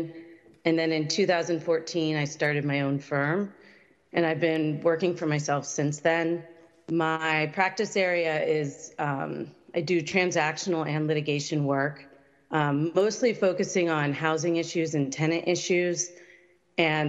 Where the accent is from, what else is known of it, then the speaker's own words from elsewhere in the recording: East Coast, United States; moved away; my mom's a local politician where I grew up on the East Coast